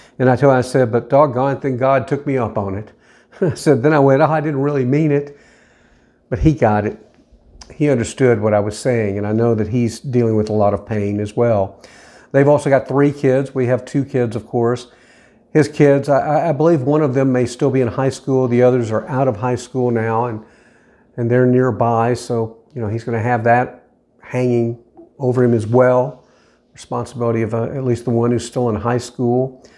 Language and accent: English; Nashville, Tennessee, United States; And I said, believe it or not, I'm actually from the Nashville area.